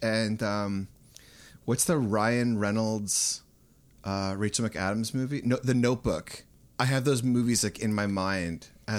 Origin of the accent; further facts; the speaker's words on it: Canada; We're both from Canada